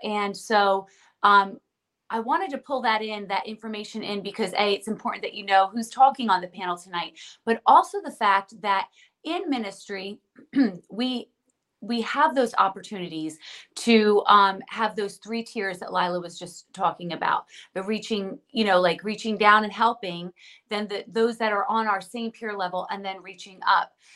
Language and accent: English; New Jersey, United States; We're from New Jersey